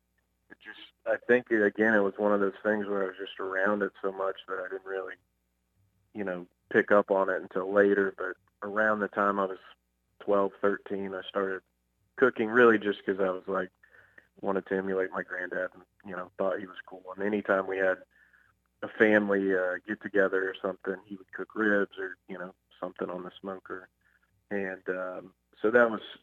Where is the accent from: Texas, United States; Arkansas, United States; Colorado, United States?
Texas, United States; Fort Worth; I'm from Fort Worth, Texas, you know, born and raised. Obviously, we still live here now